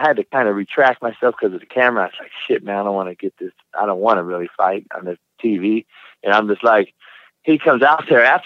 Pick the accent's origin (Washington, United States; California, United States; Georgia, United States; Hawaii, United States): California, United States; moved away; growing up in Cali